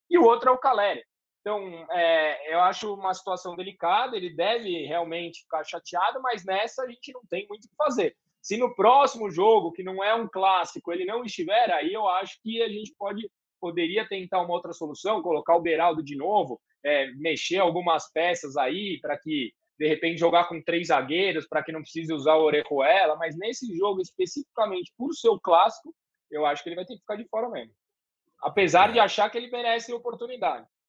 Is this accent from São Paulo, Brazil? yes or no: yes; São Paulo, Brazil; eu cresci vendo clássicos no Morumbi